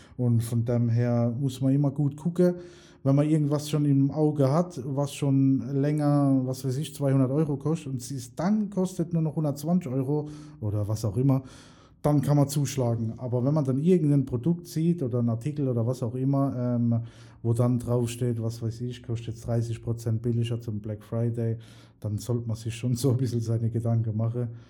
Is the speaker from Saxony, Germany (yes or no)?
no; Mannheim, Baden-Württemberg, Germany; bei uns in Mannheim